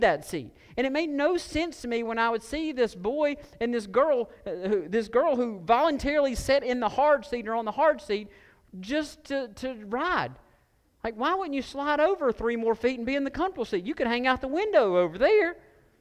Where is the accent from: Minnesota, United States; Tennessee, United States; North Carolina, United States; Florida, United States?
North Carolina, United States; Stokes County; I grew up in Stokes County, and all of us rode in pickup trucks